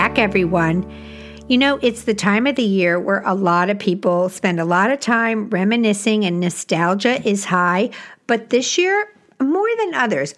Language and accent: English; Illinois, United States; I grew up in Illinois